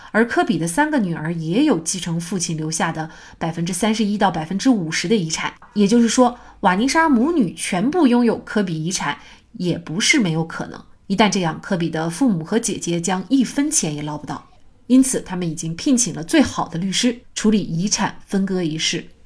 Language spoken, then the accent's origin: Chinese; China; 我们中国人